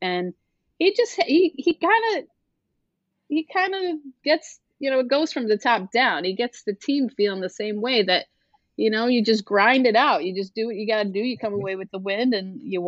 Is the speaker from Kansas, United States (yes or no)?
no; Buffalo, New York, United States; born and raised in Buffalo